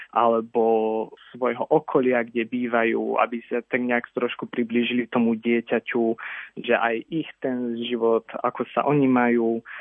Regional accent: Slovakia; že som sa narodil niekde na Slovensku

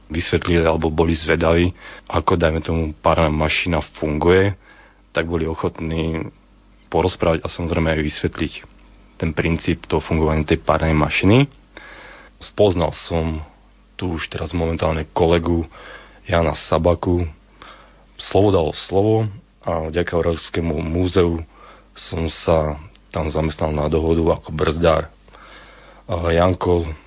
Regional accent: Kysuce, Žilina Region, Slovakia; Pochádzam z Kisúc

